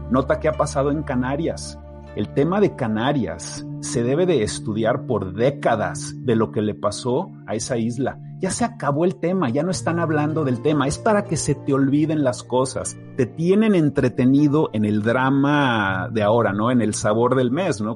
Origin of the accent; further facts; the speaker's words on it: Mexico City, Mexico; yo soy de la Ciudad de México. Yo crecí a un lado de un volcán enorme, activo